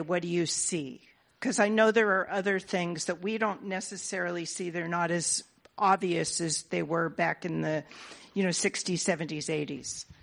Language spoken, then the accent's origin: English; California, United States; I'm from California and was educated in the arts here in California in the Bay Area